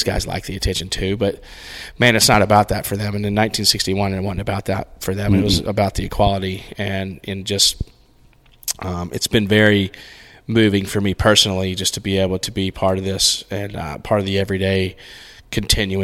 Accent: Rock Hill, South Carolina, United States; I grew up in Rock Hill

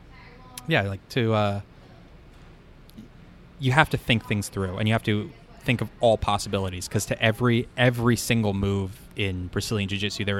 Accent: Chapel Hill, North Carolina, United States; I grew up in Chapel Hill

